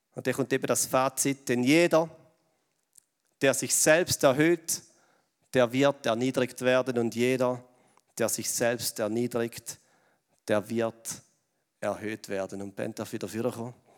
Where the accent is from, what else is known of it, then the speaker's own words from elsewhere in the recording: Switzerland; wir als Schweizer